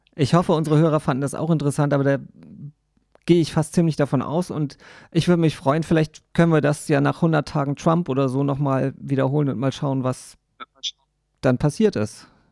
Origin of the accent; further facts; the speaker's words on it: Germany; bei uns in Deutschland und in Europa